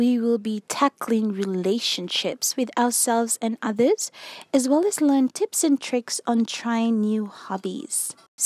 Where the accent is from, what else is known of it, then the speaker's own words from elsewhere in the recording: Fiji; also born or lived in Australia; I'm an Australian blogger who was born in Fiji, which is a small island in the South Pacific